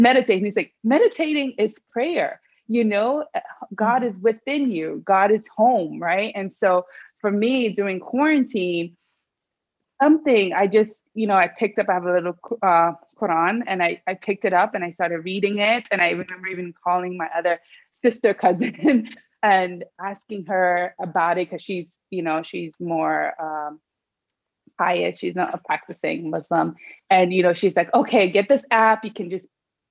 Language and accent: English; Sierra Leone; I'm from Sierra Leone